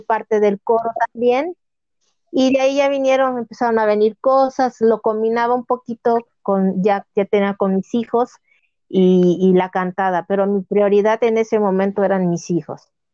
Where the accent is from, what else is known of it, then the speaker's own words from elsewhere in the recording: Uruapan, Michoacán, Mexico; moved away; also born or lived in Cancún, Quintana Roo; yo soy originaria de Uruapan, Michoacán